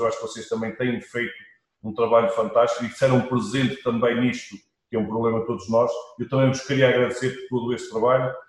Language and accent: Portuguese; Portugal; nós somos todos portugueses, somos gente de fibra